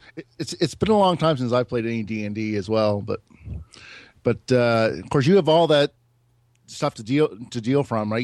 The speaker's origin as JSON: {"language": "English", "town": "Moncton", "region": "New Brunswick", "country": "Canada", "said": "from Moncton"}